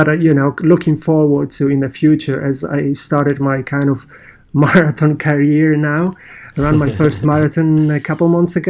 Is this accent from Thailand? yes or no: no; Poland; accent: Polish; English is a second language; moved away; my running career kind of started as a 15-year-old teenager in Poland. You may guess my accent, I'm Polish